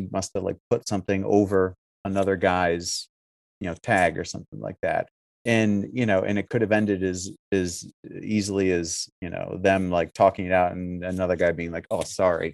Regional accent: Syracuse, New York, United States; I'm from Syracuse. So I grew up in a scene that was wildly different

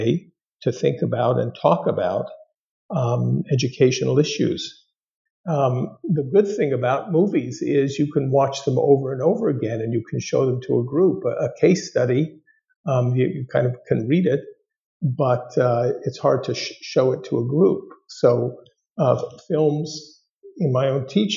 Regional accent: Los Angeles, California, United States; moved away as an adult; also born or lived in East Coast; I grew up in the Southland of Los Angeles and spent a good number of years in North Hollywood, California

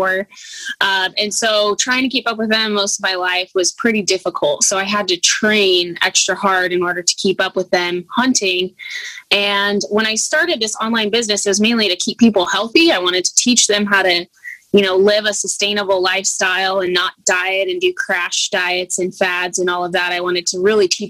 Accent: Idaho, United States; now in Alaska, United States; I'm originally from Idaho

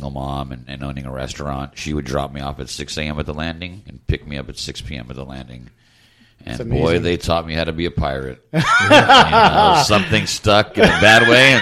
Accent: Long Beach, California, United States; I grew up in Long Beach

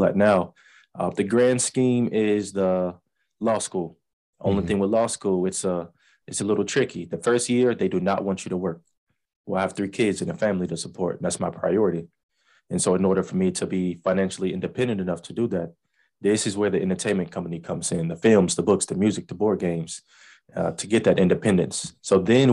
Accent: Langston, Oklahoma, United States; also born or lived in Chicago, Illinois; I came out to Oklahoma in what, third grade. So, and I pretty much grew up in Langston.

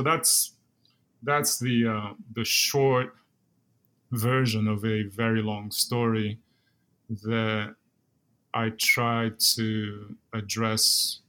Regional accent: Brazil; moved away as an adult; now in United States; Yes, I'm originally from Brazil, and I came to the U.S. in 94 to do graduate work at the University of California, San Diego.

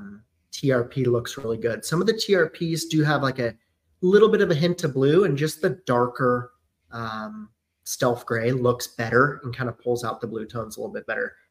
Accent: San Clemente, California, United States; Born and raised in San Clemente

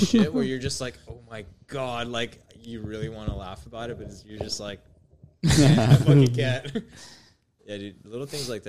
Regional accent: Pico Rivera, California, United States; I'm actually from Pico.

